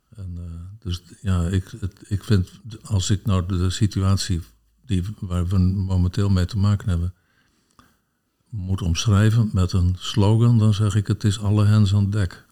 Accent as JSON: {"language": "Dutch", "town": "Sneek", "region": "Friesland", "country": "Netherlands", "tie": "born or raised there", "said": "ik ben opgegroeid in Sneek"}